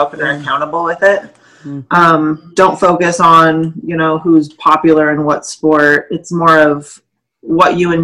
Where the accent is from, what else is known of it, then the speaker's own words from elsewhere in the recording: Montana, United States; I'm born and raised here